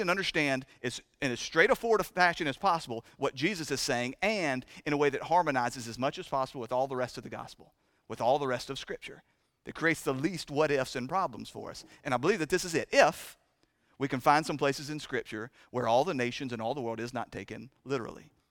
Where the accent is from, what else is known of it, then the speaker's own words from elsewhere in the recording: United States; We talk in this country